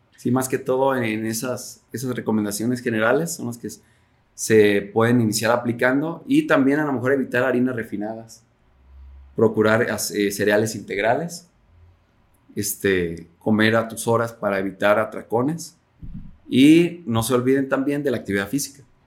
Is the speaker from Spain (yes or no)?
no; Mexico; como mexicanos somos muy este, altos consumidores de refresco